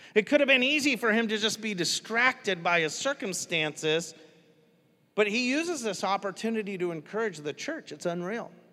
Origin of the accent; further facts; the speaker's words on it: United States; I'm American.